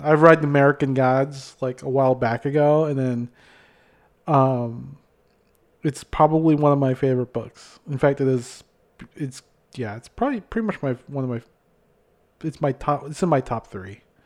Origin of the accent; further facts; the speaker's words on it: Philippines; now in Minnesota, United States; growing up in the Philippines